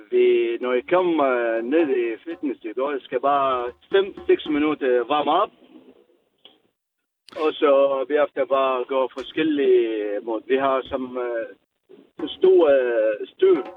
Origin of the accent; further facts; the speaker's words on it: Baghdad, Baghdad Governorate, Iraq; Danish is a second language; moved away as an adult; now in Denmark; jeg kommer fra Irak. Øh, Hustis, Bagdad.